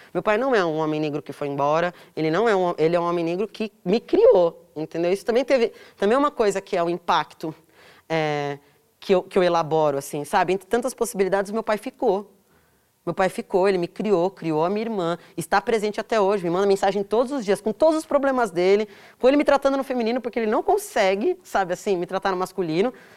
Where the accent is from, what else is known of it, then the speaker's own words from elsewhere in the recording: São Paulo, Brazil; Eu cresci em São Paulo, eu nasci aqui